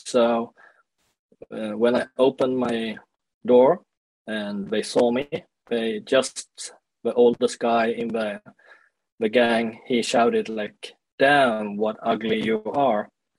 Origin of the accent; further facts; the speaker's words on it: Sweden; also born or lived in South Korea; I grew up in Sweden, and I was adopted to Sweden when I was 1 year old, because my parents in Sweden, they couldn't get any kids by their own.